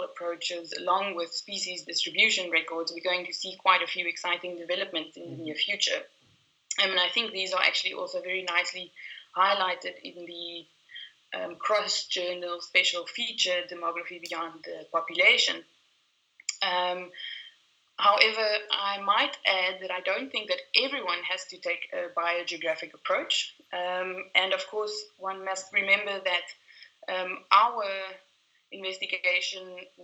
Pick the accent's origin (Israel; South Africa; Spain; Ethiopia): South Africa; I am South African